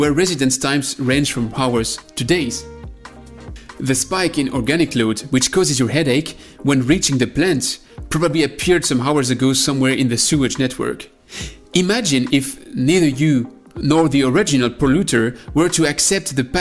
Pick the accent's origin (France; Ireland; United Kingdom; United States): France; accent: French; English is a second language; me and my French accent